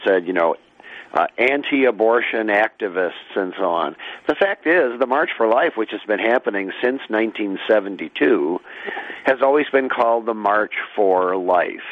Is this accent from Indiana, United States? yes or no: no; Holland, Michigan, United States; the town where I grew up in Holland, Michigan